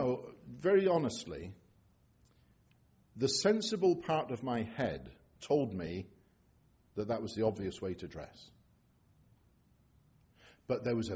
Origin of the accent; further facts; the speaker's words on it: England, United Kingdom; I'm an Englishman